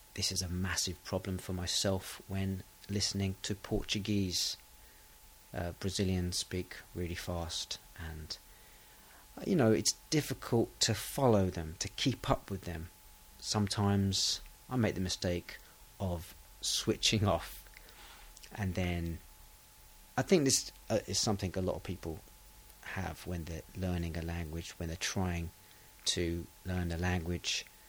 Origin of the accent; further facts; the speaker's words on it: England, United Kingdom; I am English. I'm British.